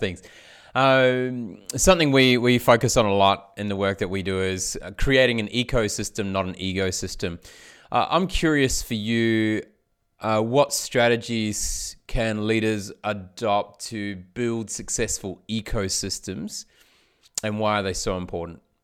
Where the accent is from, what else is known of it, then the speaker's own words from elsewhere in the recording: New Zealand; now in Australia; I grew up in New Zealand. I live in Australia